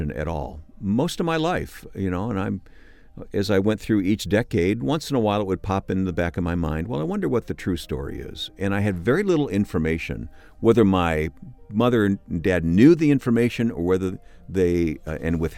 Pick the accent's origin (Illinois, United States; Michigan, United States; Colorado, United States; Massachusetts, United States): Michigan, United States; I grew up in Michigan